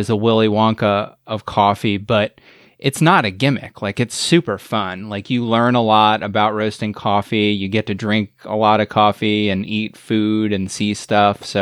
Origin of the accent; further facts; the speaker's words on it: Midwest, United States; I'm a Midwesterner myself, and we haven't reached peak Instagrammable pop-up here in the middle of the country yet